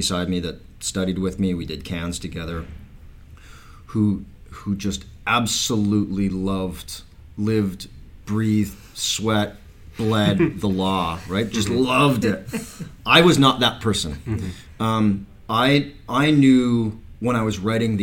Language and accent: English; Medicine Hat, Alberta, Canada; growing up in Medicine Hat and in the prairies